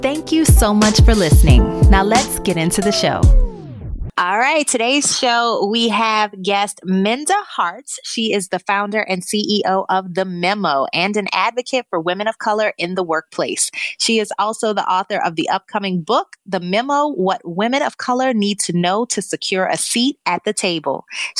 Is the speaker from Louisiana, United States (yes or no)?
yes; New Orleans, Louisiana, United States; moved away as an adult; also born or lived in Baltimore / Chicago / Dallas; now in Miami, United States; My career has required many cross-country relocations from my hometown of New Orleans to Baltimore, St. Louis, Chicago, Dallas, back to New Orleans, and now Miami, Florida.